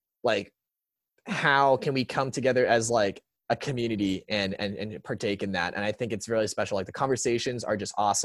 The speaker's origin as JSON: {"language": "English", "town": "San Antonio", "region": "Texas", "country": "United States", "tie": "born or raised there", "also_born_or_lived": "Seattle, Washington"}